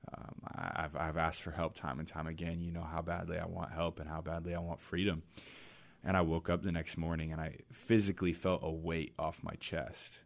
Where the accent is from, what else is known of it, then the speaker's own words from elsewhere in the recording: Mill Creek, Washington, United States; also born or lived in Boise, Idaho; I grew up in Mill Creek, Washington